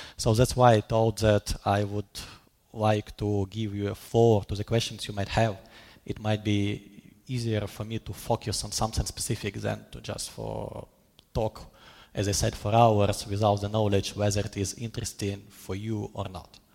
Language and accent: English; Kharkiv, Kharkiv Oblast, Ukraine; first language Russian; English is a second language; moved away as an adult; now in Oslo, Norway; my mother language is Russian because I was born in Kharkiv, second biggest city in Ukraine